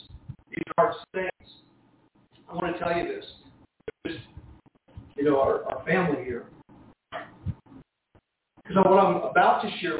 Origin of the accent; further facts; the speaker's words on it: Jersey City, New Jersey, United States; I was born in Jersey City, New Jersey